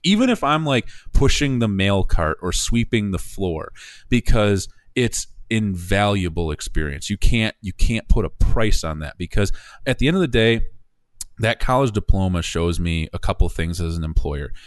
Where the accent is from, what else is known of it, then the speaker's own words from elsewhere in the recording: Coopersville, Michigan, United States; my hometown of Coopersville